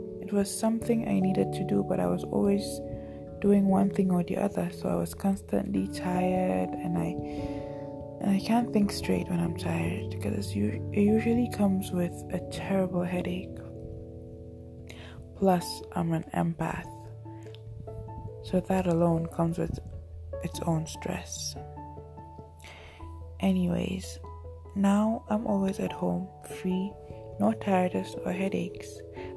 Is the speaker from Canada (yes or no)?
no; Nigeria; being a Nigerian